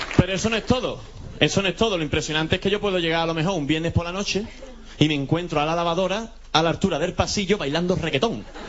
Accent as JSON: {"language": "Spanish", "region": "Andalusia", "country": "Spain", "said": "soy andaluz"}